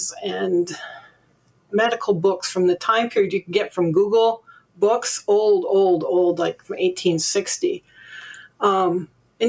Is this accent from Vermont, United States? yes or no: yes; Vermont, United States; I grew up in Vermont